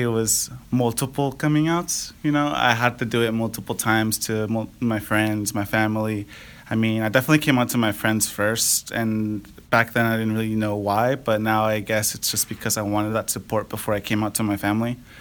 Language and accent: English; Napa, California, United States; now in Fairfield, United States; I'm from the Napa Valley. Um, been living here my whole life in Napa